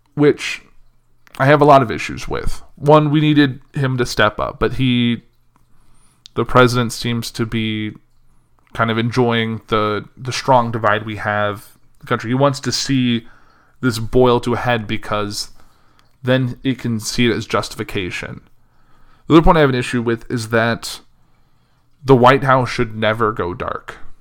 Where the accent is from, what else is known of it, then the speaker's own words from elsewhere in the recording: Central Illinois, United States; moved away; I left Central Illinois on Sunday to kinda come back up here